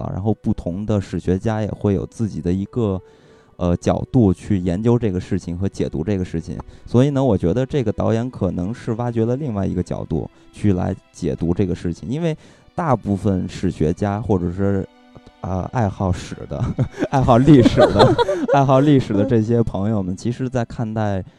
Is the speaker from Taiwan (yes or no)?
no; China; 作为一个中国人看这个片子